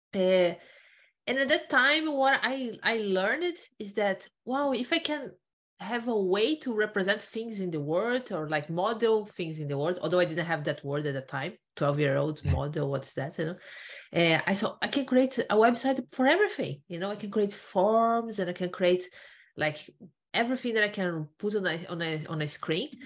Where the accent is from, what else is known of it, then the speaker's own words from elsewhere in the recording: Brazil; moved away as an adult; also born or lived in Ireland; I'm originally from Brazil. So I, uh-huh. I did my undergrad there, I did a master there, and then I decided in 2013 to do a PhD and I came to Ireland.